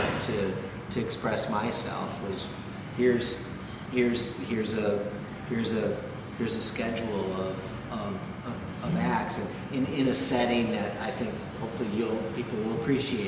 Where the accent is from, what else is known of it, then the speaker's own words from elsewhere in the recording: Wisconsin, United States; moved away as an adult; now in New York, United States; I was a kid from Wisconsin that had $13,000 in a bank account.